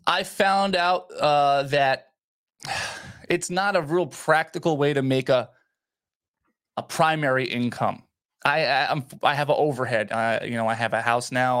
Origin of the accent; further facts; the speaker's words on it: Edison, New Jersey, United States; I grew up in New Jersey, Edison, New Jersey